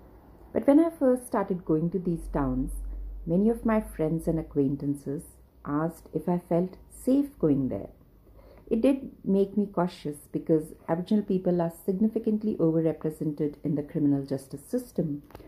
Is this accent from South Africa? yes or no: no; India; moved away as an adult; now in Australia; I'm Indian, basically.